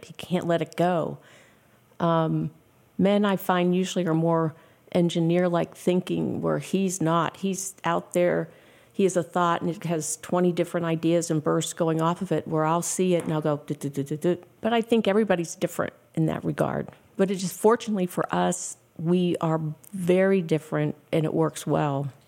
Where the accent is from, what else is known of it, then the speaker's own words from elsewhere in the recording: Pittsburgh, Pennsylvania, United States; moved away as an adult; also born or lived in Ohio / Houston, Texas; I was teaching school back at my hometown in Pittsburgh